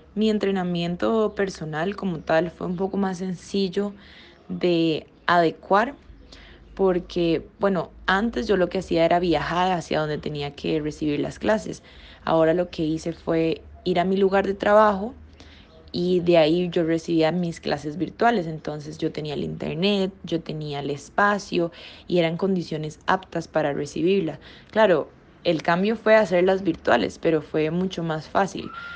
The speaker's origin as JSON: {"language": "Spanish", "country": "Costa Rica", "said": "nosotros como ticos apoyar el arte costarricense, porque aquí en Costa Rica"}